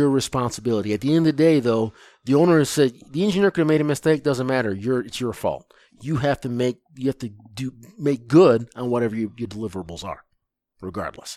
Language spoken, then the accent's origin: English; Lansing, Michigan, United States; I grew up in Lansing, Michigan is where I grew up